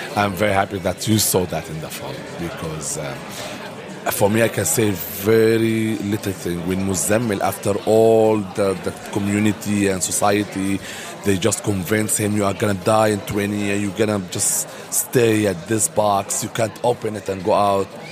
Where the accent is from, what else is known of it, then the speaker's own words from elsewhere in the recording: Dubai, United Arab Emirates; also born or lived in Sudan; My mom's from Egypt. My dad from Sudan, and I born and raised in Dubai but also between Dubai and Sudan.